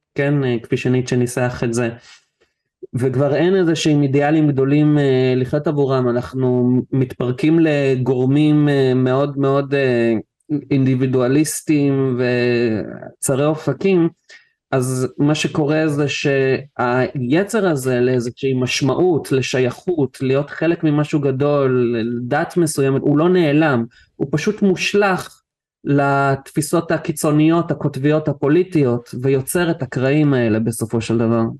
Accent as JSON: {"language": "Hebrew", "country": "Israel", "tie": "born or raised there", "said": "נולדתי בארץ"}